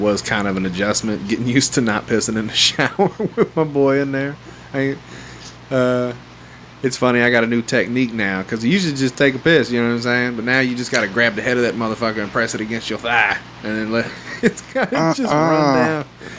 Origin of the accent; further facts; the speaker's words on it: the South, United States; I'm from the South, not son.